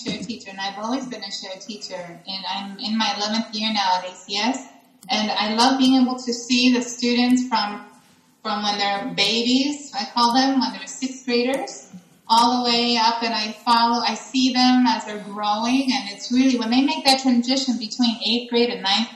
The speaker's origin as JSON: {"language": "English", "town": "Baltimore", "region": "Maryland", "country": "United States", "tie": "born or raised there", "first_language": "English", "moved": "as an adult", "lives_now": "Athens, Greece", "said": "I am originally from Baltimore, Maryland. That's where I was born and raised."}